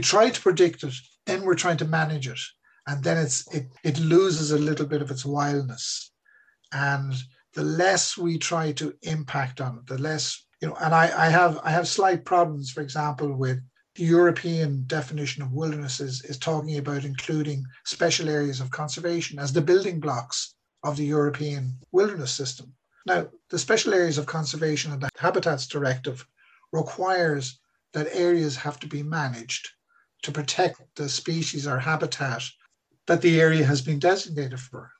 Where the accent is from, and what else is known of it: Ireland